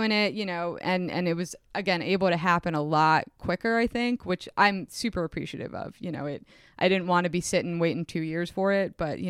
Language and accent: English; suburban New Jersey, United States; I grew up outside of New York City in suburban New Jersey. And if you know anything about suburban New Jersey, it's a pretty boring place to grow up. There's not much to do. And I was lucky because I lived so close to the Hudson.